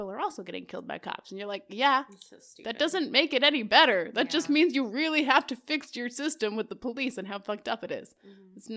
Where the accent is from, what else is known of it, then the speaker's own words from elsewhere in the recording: Canada; I'm Canadian.